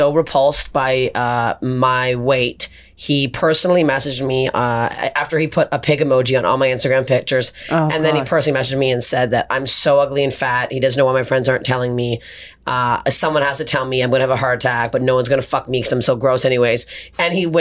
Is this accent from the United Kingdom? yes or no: no; Canada; moved away as an adult; now in Los Angeles, United States; I'm Canadian